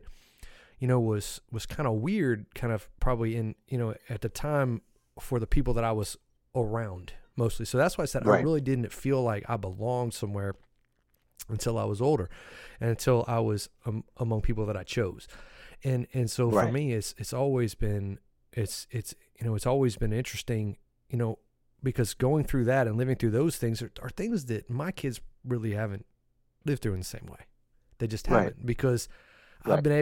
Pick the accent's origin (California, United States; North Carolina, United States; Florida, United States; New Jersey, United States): North Carolina, United States; Raleigh; also born or lived in Bertie County, North Carolina; came back to Raleigh when I was little. And you know, so I grew up in Raleigh